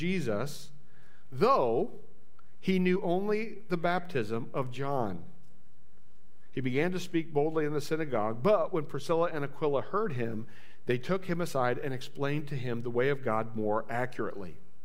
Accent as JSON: {"language": "English", "region": "Indiana", "country": "United States", "said": "I'm from Indiana."}